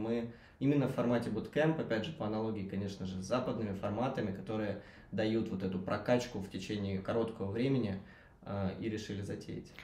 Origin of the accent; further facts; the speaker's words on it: Belgorod, Belgorod Oblast, Russia; moved away; я сам из Белгорода, который, собственно, к Воронежу не так уж и далеко